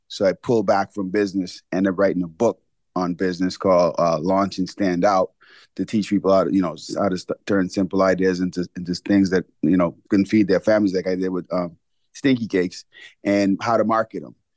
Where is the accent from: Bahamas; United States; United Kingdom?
Bahamas; moved away; growing up in the Bahamas